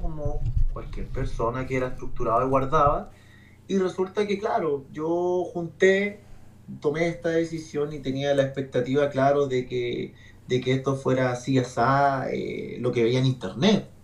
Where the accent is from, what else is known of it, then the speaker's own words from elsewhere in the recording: Santiago, Santiago Metropolitan Region, Chile; moved away as an adult; now in Brisbane, Australia; en, Chile, porque soy, chileno